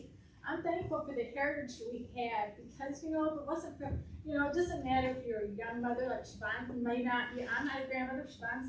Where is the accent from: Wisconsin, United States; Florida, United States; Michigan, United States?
Michigan, United States; I grew up in Michigan, but I spent my summers in Indiana with my grandmother.